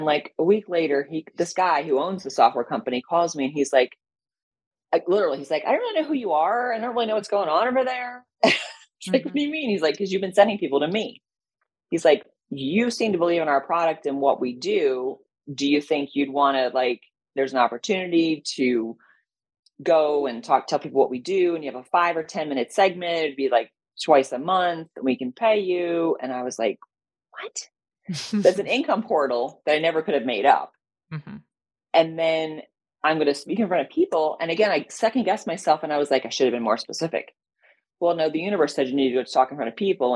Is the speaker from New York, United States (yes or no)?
no; Connecticut, United States; moved away; also born or lived in Cincinnati; I grew up in Connecticut, trees